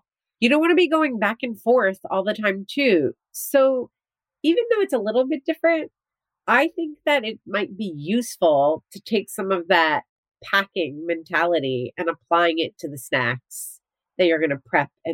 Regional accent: New Jersey, United States; growing up in New Jersey, where I went to the beach all the time

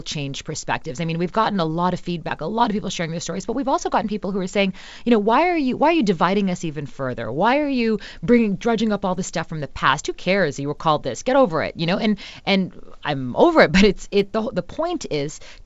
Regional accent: Mississauga, Ontario, Canada; I grew up in Mississauga. That's now very multicultural. It's a suburb of Toronto.

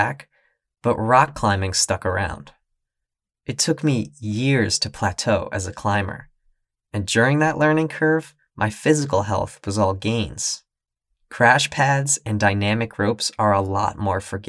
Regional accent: New York City, New York, United States; also born or lived in Boston; Once I graduated, I moved from Boston back to my hometown of New York City

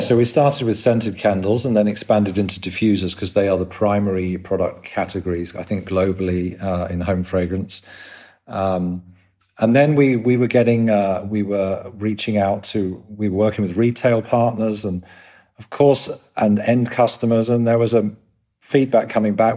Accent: London, United Kingdom; moved away as an adult; also born or lived in Sydney, Australia / Scandinavia; you probably tell by the accent, I'm from England, London

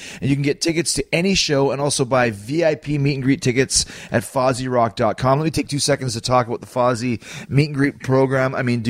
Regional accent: Long Island, New York, United States; I was born in Long Island.

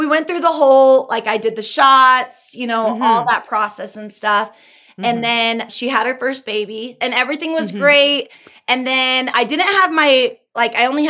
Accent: California, United States; now in Utah, United States; I'm originally from California, but I live in Utah now

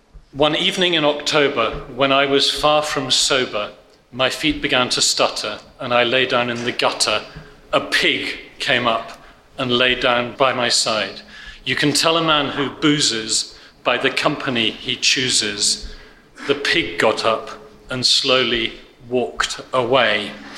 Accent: Krakow, Lesser Poland, Poland; English is a second language

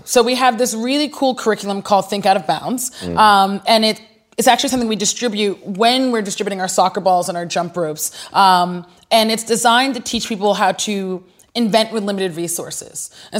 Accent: Nigeria; You know, being Nigerian, pulling from the experiences I had in Nigeria with my cousins.

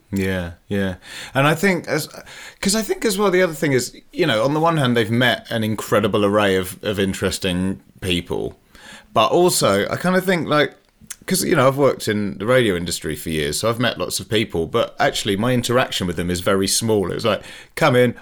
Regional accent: Leicester, East Midlands, United Kingdom; I'm from Leicester

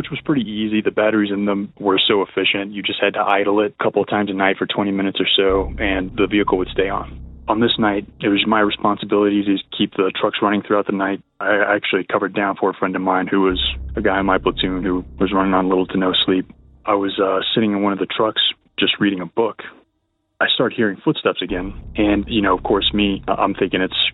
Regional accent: Texas, United States; now in Boulder, United States; I'm from Texas. I'm currently residing in Colorado in the Boulder area

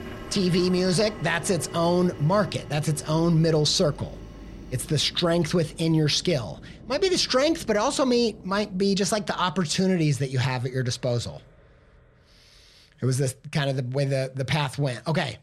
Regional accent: Indiana, United States; accent: Midwestern; No, I grew up not in the southern half of France, but southern Indiana.

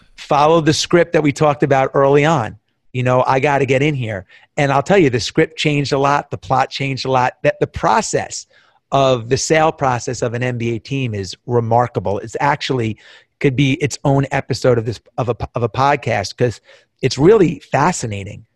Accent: Long Island, New York, United States; I grew up in Long Island, all the Long Island kids, all the New York kids

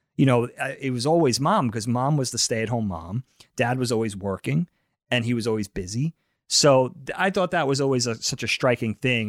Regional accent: Suffolk County, Long Island, New York, United States; born or raised there; also born or lived in Albertson, Nassau County, New York

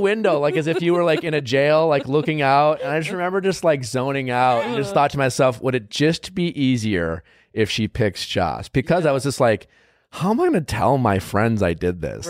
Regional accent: Wisconsin, United States; I grew up in Wisconsin

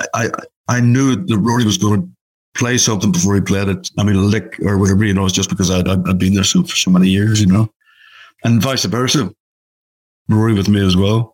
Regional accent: Belfast, Northern Ireland, United Kingdom; Belfast, obviously my hometown.

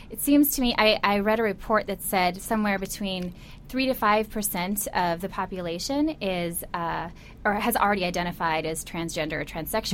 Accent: Midwest, United States; I grew up in the Midwest as well

